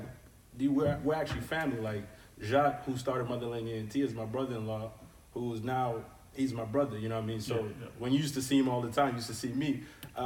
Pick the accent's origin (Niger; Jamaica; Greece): Niger; I am from Niger